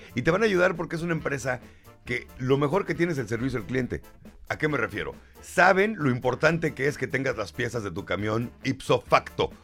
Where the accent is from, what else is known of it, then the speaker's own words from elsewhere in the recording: Mexico; somos mexicanos